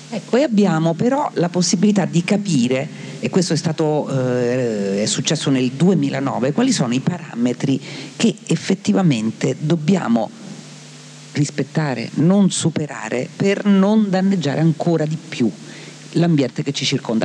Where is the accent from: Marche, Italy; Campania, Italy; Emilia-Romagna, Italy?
Marche, Italy; mia terra, alle Marche